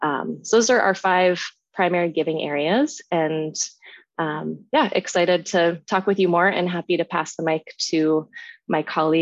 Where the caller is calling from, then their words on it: Seattle, Washington, United States; I am calling in from Seattle, Washington, on the lands of the Duwamish and Coast Salish people today.